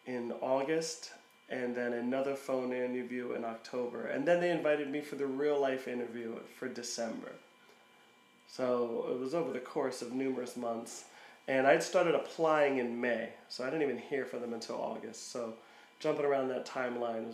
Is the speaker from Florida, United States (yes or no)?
no; Philadelphia, Pennsylvania, United States; I'm from Philadelphia